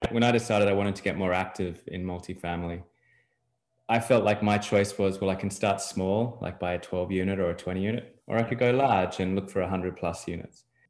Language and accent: English; Australia; moved away as an adult; now in Miami, United States; I'm from Australia originally. I've lived in various places in the world, but ended up in Miami, Florida, a little over three years ago.